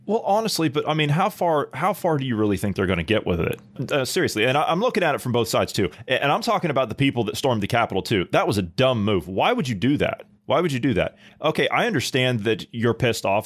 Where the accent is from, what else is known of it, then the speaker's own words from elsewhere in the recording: United States; as an American, as a as a born and raised U.S. passport holding American